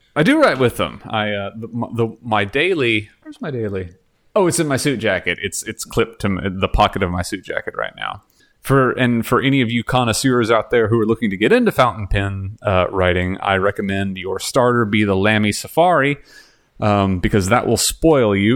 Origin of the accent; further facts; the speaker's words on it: Texas, United States; moved away as an adult; now in Canada; I'm from Texas